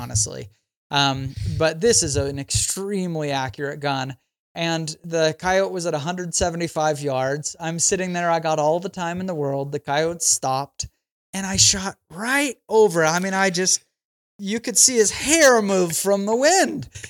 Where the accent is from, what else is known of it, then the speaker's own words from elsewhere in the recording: Idaho, United States; now in St. George, United States; I'm from Idaho, but I live in southern Utah now